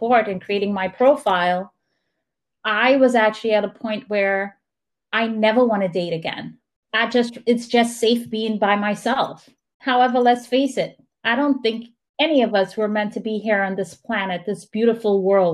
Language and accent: English; St. Lucia; I'm from St. Lucia